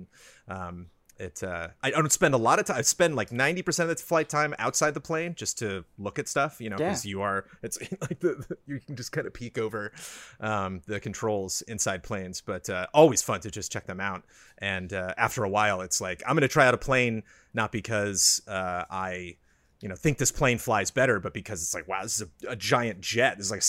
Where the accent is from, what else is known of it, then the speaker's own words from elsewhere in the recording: California, United States; born and raised in Southern California